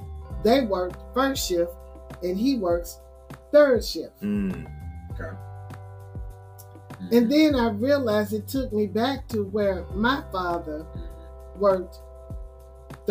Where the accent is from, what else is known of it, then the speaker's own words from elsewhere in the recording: Memphis, Tennessee, United States; moved away as an adult; now in Nashville, United States; I'm from Memphis